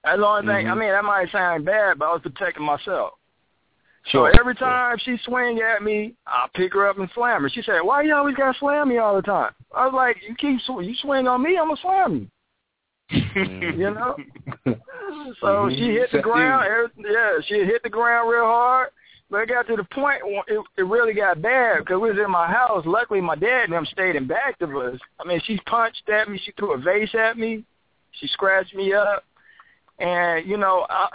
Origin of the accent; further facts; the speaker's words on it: Atlanta, Georgia, United States; I'm from Atlanta